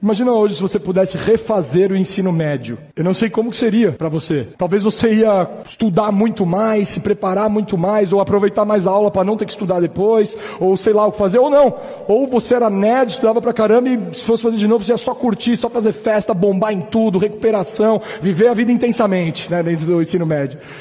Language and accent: Portuguese; São Paulo, Brazil; Nascido e criado em São Paulo, mil novecentos e oitenta e seis